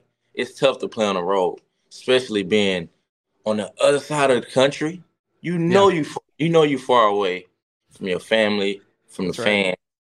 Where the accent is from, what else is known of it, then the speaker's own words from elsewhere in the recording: the South, United States; hey man, we're on the West Coast, man. I'm from the South, man.